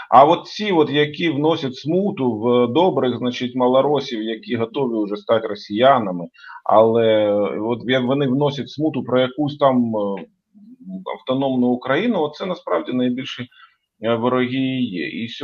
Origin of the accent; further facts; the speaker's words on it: Ukraine; Я з України, крапка.